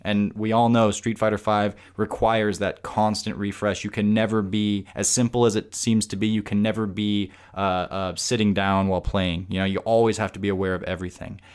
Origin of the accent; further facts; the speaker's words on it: Tucson, Arizona, United States; here in my hometown, Tucson